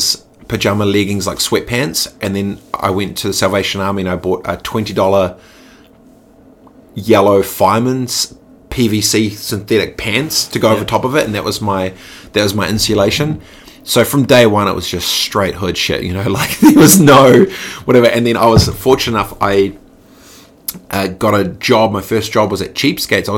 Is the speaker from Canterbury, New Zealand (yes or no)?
yes; Christchurch, Canterbury, New Zealand; also born or lived in Dargaville / Suva, Fiji / South Lake Tahoe; I grew up in Aranui, Christchurch